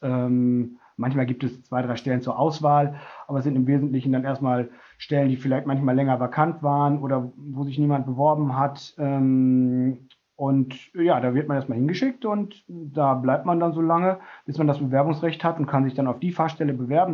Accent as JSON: {"language": "German", "region": "North Rhine-Westphalia", "country": "Germany", "also_born_or_lived": "North Hesse", "moved": "as an adult", "lives_now": "Bremen, Germany", "said": "ich bin ursprünglich Westfale"}